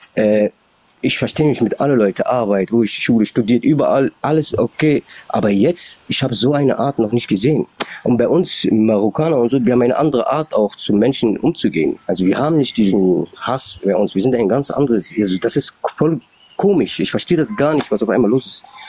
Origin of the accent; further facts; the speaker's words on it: Berlin, Germany; ich bin in Berlin aufgewachsen, also bis 89 war diese Mauer hier